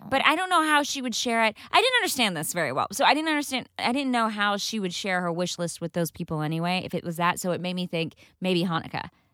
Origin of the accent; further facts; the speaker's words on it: Texas, United States; I grew up in Texas